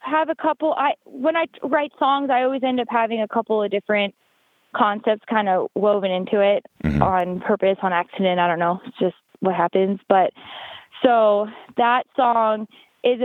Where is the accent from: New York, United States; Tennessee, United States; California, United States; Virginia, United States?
California, United States; Sonoma County, Petaluma, Santa Rosa area, Northern; moved away as an adult; also born or lived in Lodi, California; now in Winnemucca, United States; I'm from Northern California. I'm from Sonoma County, Petaluma, Santa Rosa area.